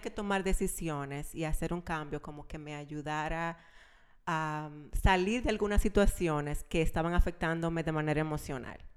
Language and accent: Spanish; Santiago de los Caballeros, Santiago, Dominican Republic; moved away; also born or lived in La Vega, Dominican Republic; Nacida en la República Dominicana, en La Vega, pero yo me considero santiaguera porque nos mudamos súper... Eh, cuando yo estaba súper chiquita, a Santiago.